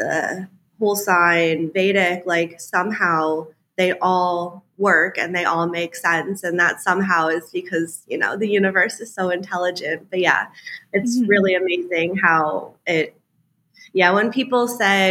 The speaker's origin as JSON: {"language": "English", "country": "United States", "tie": "born or raised there", "also_born_or_lived": "Charleston", "moved": "as an adult", "said": "I grew up outside of New York City, like from my lawn, you could see New York, basically"}